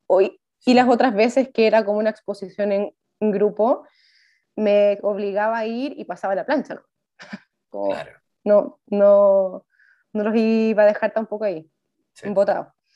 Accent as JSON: {"language": "Spanish", "town": "Viña del Mar", "region": "Valparaíso", "country": "Chile", "moved": "as an adult", "lives_now": "Santiago, Chile", "said": "soy de Viña del mar originalmente, pero ahora mm. estoy en Santiago"}